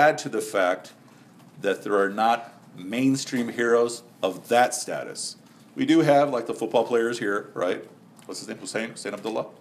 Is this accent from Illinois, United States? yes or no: yes; Chicago, Illinois, United States; also born or lived in Karachi; When I was a Muslim kid growing up in Chicago